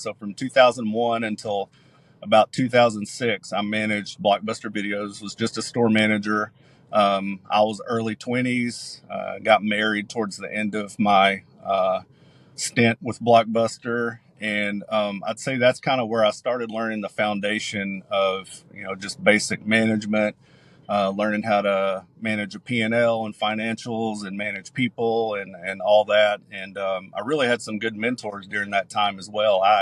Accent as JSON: {"language": "English", "town": "Cleveland", "region": "Tennessee", "country": "United States", "tie": "born or raised there", "also_born_or_lived": "Atlanta, Georgia / Africa", "moved": "as an adult", "said": "move back home to my hometown of Cleveland, Tennessee."}